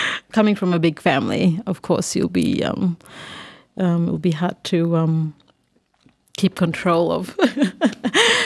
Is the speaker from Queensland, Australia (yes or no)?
yes; Thursday Island, Queensland, Australia; I was born and bred on Thursday Island.